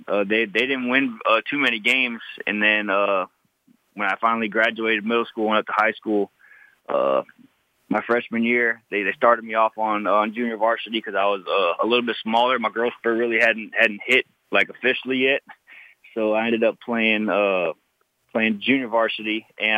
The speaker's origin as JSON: {"language": "English", "town": "West Palm Beach", "region": "Florida", "country": "United States", "tie": "born or raised there", "said": "growing up in West Palm Beach, Florida"}